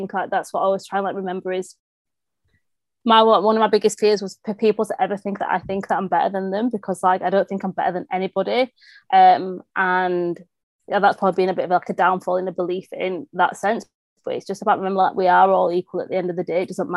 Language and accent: English; England, United Kingdom; also born or lived in Morocco; being English